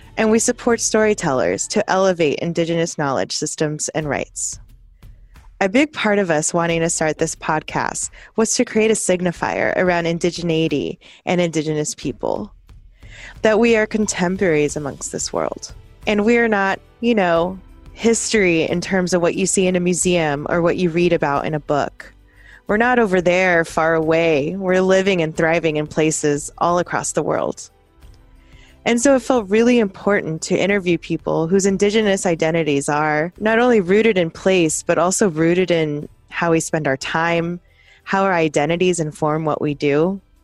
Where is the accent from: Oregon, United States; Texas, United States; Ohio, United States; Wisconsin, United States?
Texas, United States; South; born or raised there; now in Seattle, United States